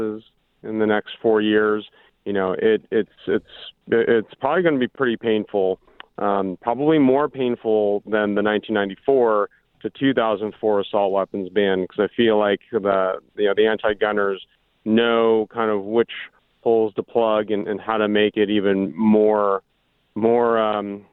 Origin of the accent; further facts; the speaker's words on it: Orange County, California, United States; growing up in Orange County in the 80s and the 90s